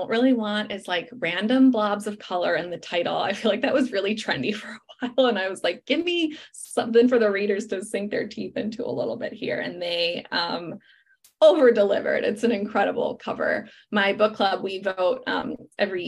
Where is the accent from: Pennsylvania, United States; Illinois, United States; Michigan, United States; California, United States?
Illinois, United States; Chicago; now in Los Angeles, United States; Then I fly to Chicago, my hometown